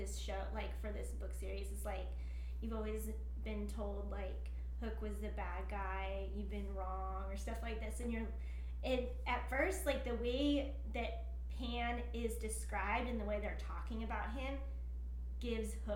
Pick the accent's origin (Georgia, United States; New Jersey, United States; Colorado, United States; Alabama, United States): Colorado, United States; I grew up in Colorado, and so we had a basement